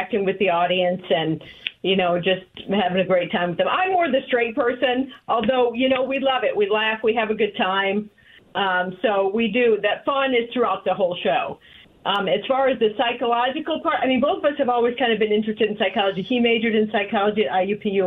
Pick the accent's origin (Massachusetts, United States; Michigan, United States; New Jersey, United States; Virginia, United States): Michigan, United States; moved away as an adult; now in Indiana, United States; I'm originally from Michigan, so I'm a transplant into the Hoosier State